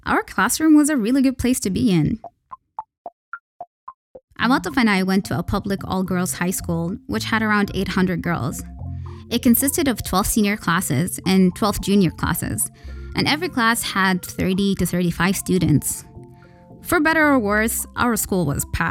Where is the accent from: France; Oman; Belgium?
Oman; Al-Buraimi, Al Buraimi; now in Muscat, Oman; I have no issues being from Al-Buraimi nor making that public information.